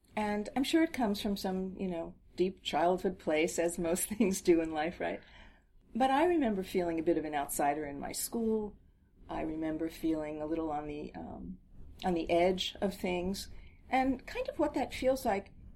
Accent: New Jersey, United States; we grew up in New Jersey

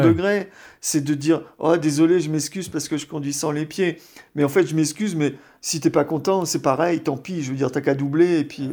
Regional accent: Brest, Brittany, France; je suis euh, français, je, suis breton, je suis né à Brest.

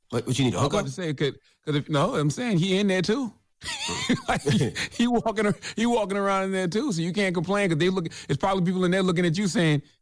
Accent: South Carolina, United States; I'm from the 843.

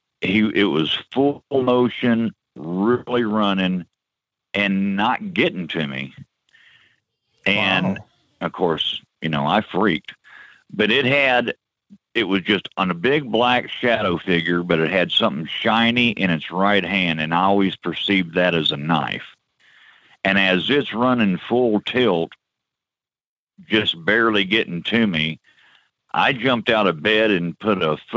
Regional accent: Peoria, Illinois, United States; I grew up in Peoria, Illinois.

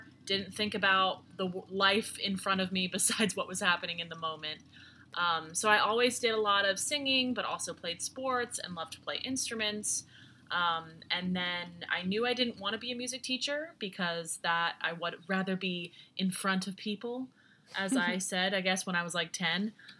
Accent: West Chester, Pennsylvania, United States; also born or lived in Unionville, Pennsylvania; Yeah, so I grew up in Westchester or the Unionville, Pennsylvania, both, I guess, which is about 45 minutes southwest of Philadelphia. So not too far from here.

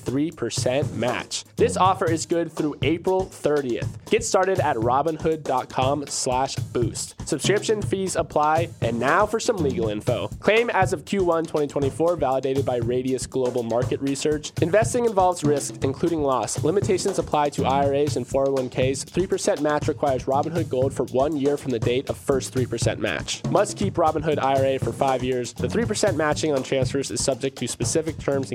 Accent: Florida, United States; my home state

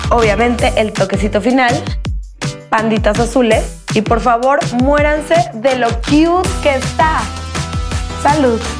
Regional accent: Cali, Valle del Cauca, Colombia; accent: Caleña; De Cali. Yo, debería hablar así.

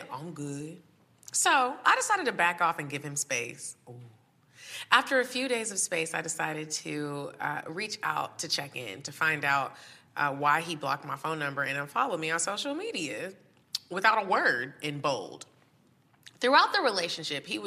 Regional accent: Texas, United States; I'm from Texas

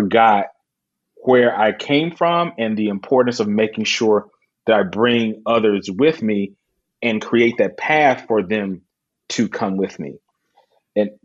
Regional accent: Alabama, United States; I'm from Alabama

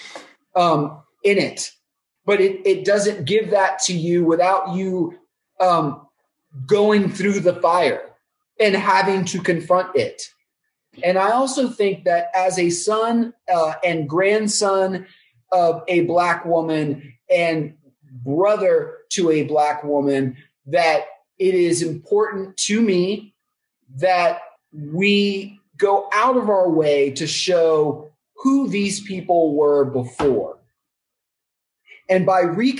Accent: Texas, United States; I'm Black from Texas

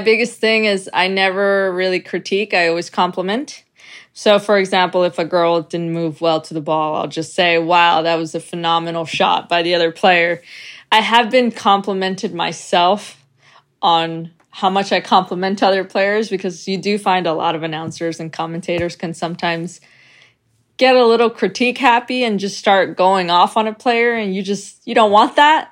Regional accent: New York, United States; moved away; I was raised in New York

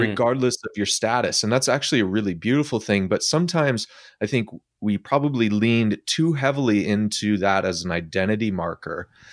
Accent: Midwest, United States; I'm an American that lived in the Midwest that was in an evangelical subculture

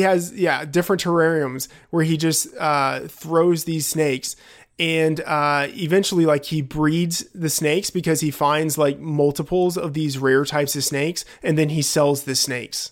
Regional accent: Texas, United States; I grew up in Texas

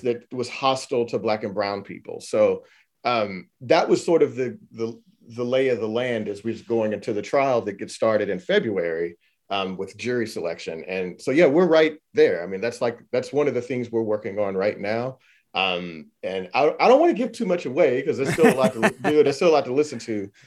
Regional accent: Houston, Texas, United States; I'm from Houston, Texas.

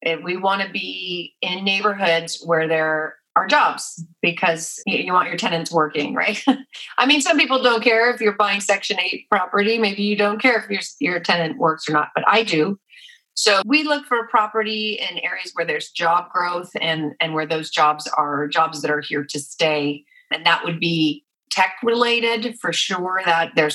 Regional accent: San Francisco Bay Area, California, United States; I'm from the San Francisco Bay Area

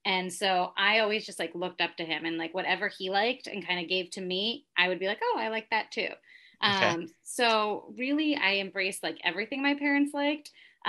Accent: New Jersey, United States; moved away as an adult; also born or lived in New York City; to start things off, I was raised in New Jersey as well, and then lived there till I was 23. I lived in New York City for a while, and I currently now live in a suburb of the city.

